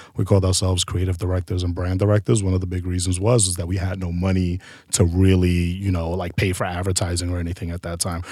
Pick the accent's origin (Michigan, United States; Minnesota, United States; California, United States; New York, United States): New York, United States; New York City; We're both from Harlem, uptown